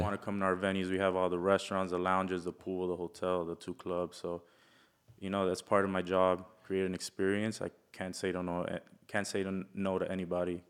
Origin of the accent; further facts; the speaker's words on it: Florida, United States; also born or lived in Milwaukee, Wisconsin; from being born in Wisconsin to getting raised here